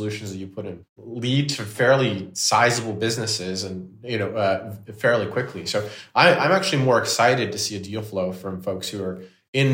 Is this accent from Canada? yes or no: yes; Canada; I'm Canadian